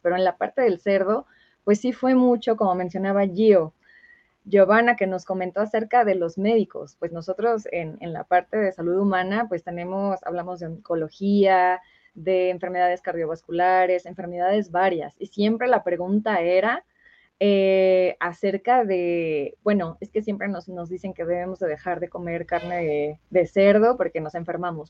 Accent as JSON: {"language": "Spanish", "region": "Michoacán", "country": "Mexico", "said": "yo soy de Michoacán"}